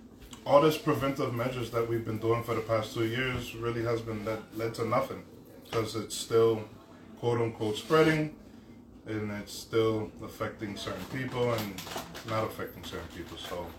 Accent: New Orleans, Louisiana, United States; also born or lived in The Bronx, New York; No, from New York, the Bronx. I was born and raised in New Orleans.

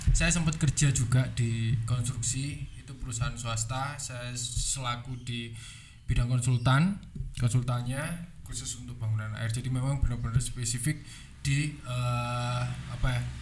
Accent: Batu, East Java, Indonesia; Saya asli Batu.

